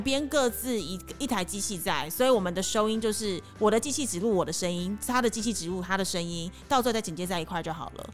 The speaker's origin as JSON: {"language": "Chinese", "town": "Taipei", "country": "Taiwan", "moved": "yes", "lives_now": "Cambodia", "said": "我是台北人嘛"}